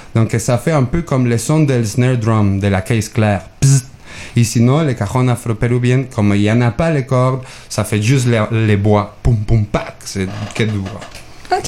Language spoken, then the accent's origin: French; Mexico; moved away; je viens de Mexique.